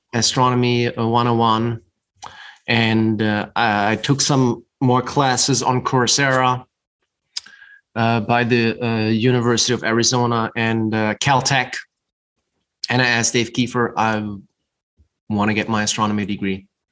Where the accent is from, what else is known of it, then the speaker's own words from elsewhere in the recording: Germany; moved away as an adult; also born or lived in New York City; now in Utah, United States; I grew up in Germany